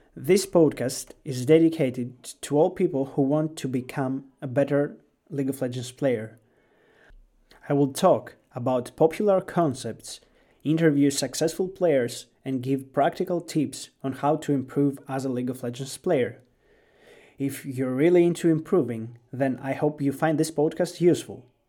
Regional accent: Greece; English is a second language; I was born and raised in Greece

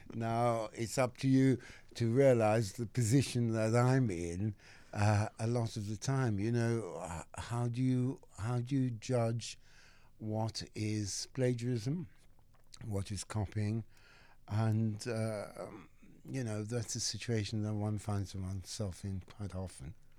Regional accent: Cape Town, Western Cape, South Africa; moved away as an adult; now in England; I grew up in Saint Philip's in Cape Town, the old Chapel Street, District Six.

